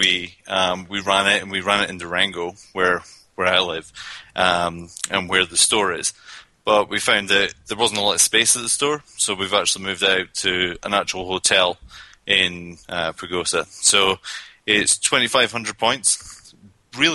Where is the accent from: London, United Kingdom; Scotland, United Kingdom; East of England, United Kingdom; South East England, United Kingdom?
Scotland, United Kingdom; accent: Scottish; now in Colorado, United States; I came over from Scotland. That's where I spent most of my days.